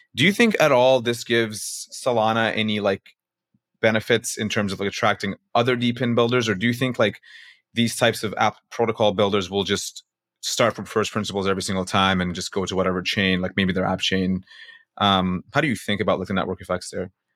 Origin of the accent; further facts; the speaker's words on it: Canada; I'm from Canada